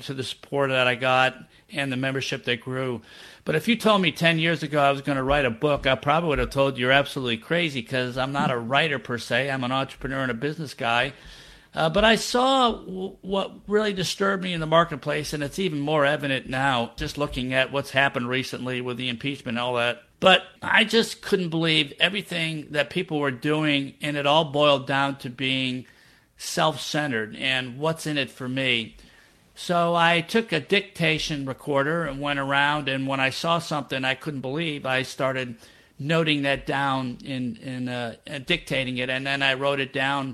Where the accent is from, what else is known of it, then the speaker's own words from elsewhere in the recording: Rochester, New York, United States; moved away as an adult; also born or lived in Boston, Massachusetts; now in New Orleans, United States; I'm originally from Rochester, New York.